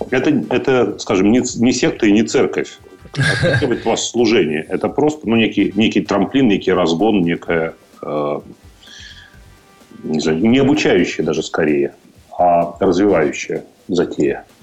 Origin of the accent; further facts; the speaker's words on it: Odesa, Odesa Oblast, Ukraine; Мне нравится Одесса, например, мой родной город.